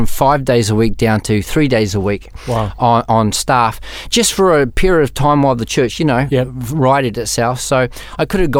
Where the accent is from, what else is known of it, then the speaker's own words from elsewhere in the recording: New Zealand; moved away as an adult; also born or lived in Melbourne, Australia; Moved over when I was 19 from New Zealand to Melbourne